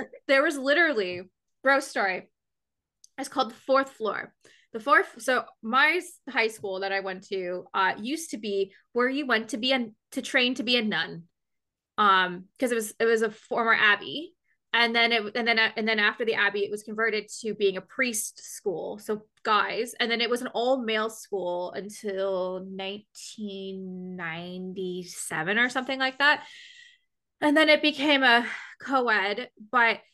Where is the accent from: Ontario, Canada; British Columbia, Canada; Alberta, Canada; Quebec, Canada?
Ontario, Canada; London; London, Ontario, which is where I'm from.